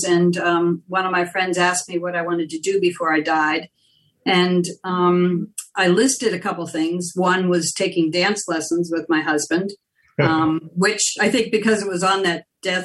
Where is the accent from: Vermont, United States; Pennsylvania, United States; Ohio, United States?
Pennsylvania, United States; Pittsburgh; now in upstate New York, United States; I grew up in Pittsburgh.